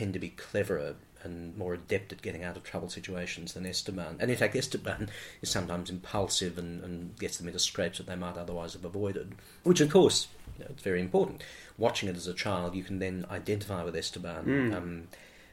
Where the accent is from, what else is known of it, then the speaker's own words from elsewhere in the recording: Strathfield, New South Wales, Australia; I grew up in Strathfield, went to a school in Strathfield, and so, yes, for an urban kid like me